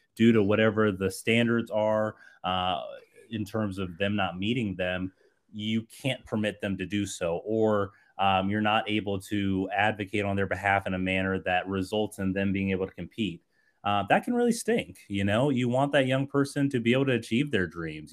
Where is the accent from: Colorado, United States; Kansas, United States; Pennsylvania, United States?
Colorado, United States; Colorado Springs; I grew up in Colorado Springs